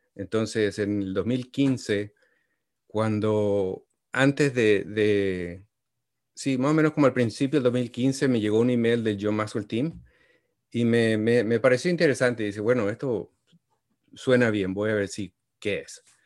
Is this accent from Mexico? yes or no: no; Paraguay; moved away as an adult; also born or lived in Washington, D.C.; now in United States; yo soy originario de Paraguay y vine aquí a los Estados Unidos cuando tenía 22 años